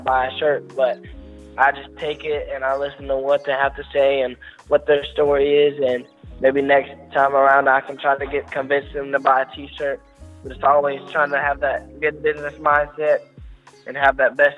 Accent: North Carolina, United States; in North Carolina, we're from Chapman, but we have a lot of family in Statesville

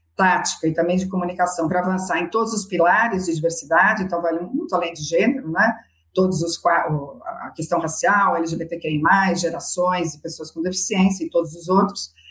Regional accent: Brazil

